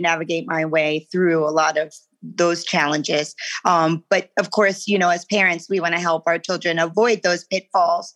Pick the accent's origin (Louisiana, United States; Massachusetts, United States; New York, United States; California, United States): New York, United States; Long Island; now in Central Illinois, United States; on Long Island, you know, where I grew up